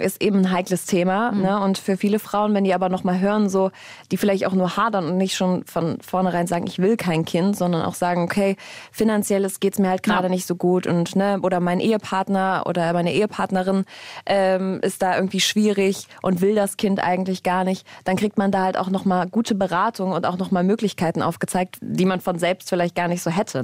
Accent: Germany; bei uns in Deutschland

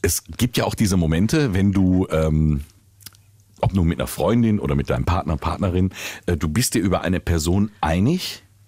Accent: Willingen, Hesse, Germany; ich bin ja in Willingen groß geworden. Äh, mhm. Schön im Sauerland

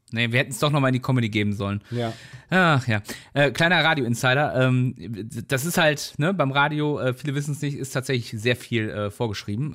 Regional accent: North Rhine-Westphalia, Germany; weil wir kommen ja beide hier aus der Ecke

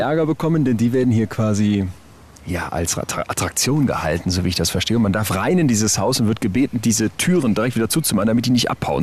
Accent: Solingen, North Rhine-Westphalia, Germany; Ich komme aus Solingen

